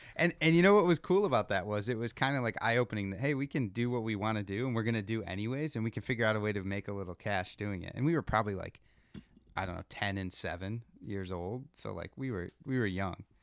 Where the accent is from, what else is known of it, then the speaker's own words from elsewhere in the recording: Rochester, New York, United States; We grew up in Rochester, New York